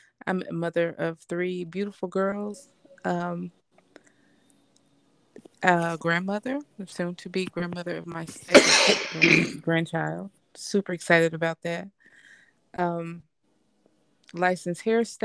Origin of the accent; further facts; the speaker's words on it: Tennessee, United States; my father was military, so we grew up in Tennessee, and my mother's family originally is from Tennessee, but another part of where we are locally